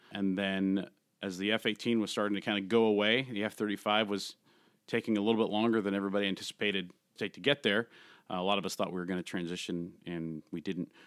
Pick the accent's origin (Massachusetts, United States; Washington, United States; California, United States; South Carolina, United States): California, United States; San Francisco Bay Area; I grew up in the San Francisco Bay Area, just south of uh, San Francisco